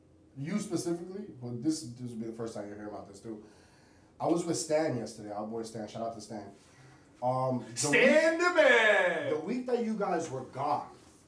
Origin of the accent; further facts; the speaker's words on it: New York City, New York, United States; We grew up in Brooklyn.